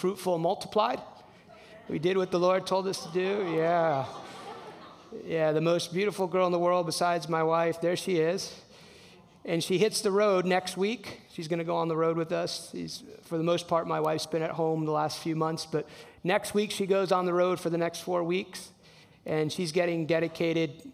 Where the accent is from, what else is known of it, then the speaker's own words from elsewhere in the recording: New Jersey, United States; I'm from New Jersey. Grew up in a Hispanic household.